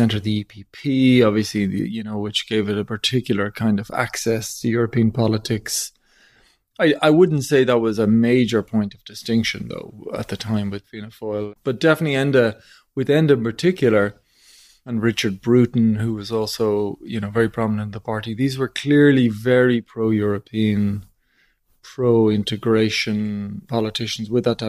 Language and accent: English; Ireland; a lot of people of my generation growing up in Ireland